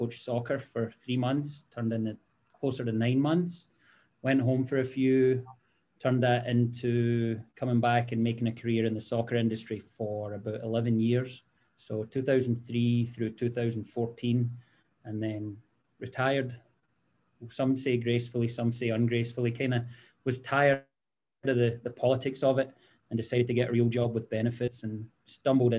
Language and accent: English; Greenock, Scotland, United Kingdom; moved away as an adult; now in United States; born and raised in Scotland, played a town called Greenock.